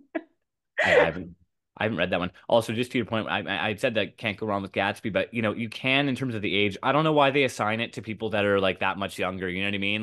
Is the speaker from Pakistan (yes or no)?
no; Canada; I'm from Canada